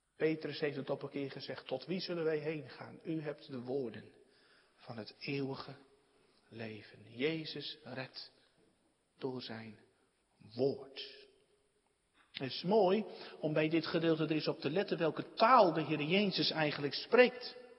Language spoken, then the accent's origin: Dutch; Netherlands; we ook als Nederlanders